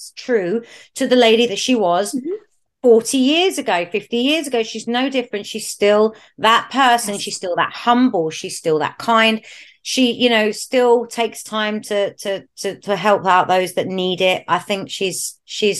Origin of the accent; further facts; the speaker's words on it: London, United Kingdom; I come from North London, it's a scene that was really, really big in my area growing up